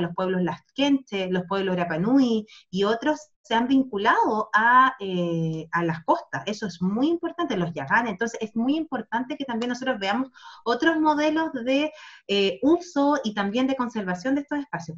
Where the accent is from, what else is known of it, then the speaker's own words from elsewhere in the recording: Chile; now in Spain; nosotros, especialmente como país sudamericano